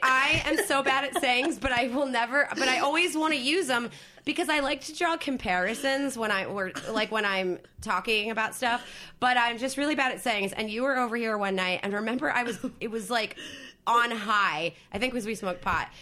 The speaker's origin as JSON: {"language": "English", "region": "New Jersey", "country": "United States", "tie": "born or raised there", "also_born_or_lived": "Philadelphia", "moved": "yes", "said": "I grew up in South Jersey"}